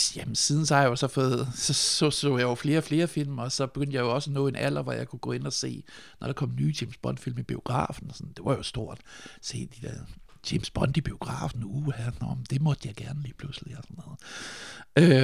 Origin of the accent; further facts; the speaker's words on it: Nyborg, Southern Denmark, Denmark; Jeg er født i 1976, og jeg er vokset op på, jeg er vokset op på Fyn i Nyborg